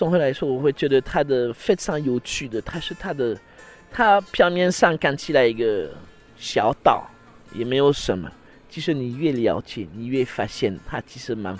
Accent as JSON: {"language": "Chinese", "country": "France", "second_language": "Chinese", "lives_now": "Taiwan", "said": "我们法国人吃饭一定要 OK 喝水，那要不然就是喝喝红酒，要不然就是一定要有饮料，一边吃一边喝。"}